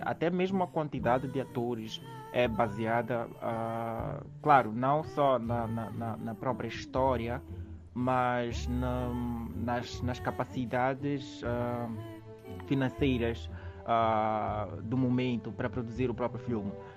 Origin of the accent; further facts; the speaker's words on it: Maputo, Mozambique; nasci em Maputo e cresci no bairro da Mafalala